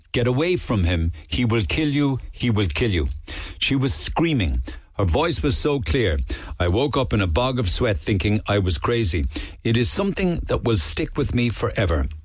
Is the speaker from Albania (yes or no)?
yes; Albania; English is a second language; moved away as an adult; now in Cork, Ireland; I'm Albanian origin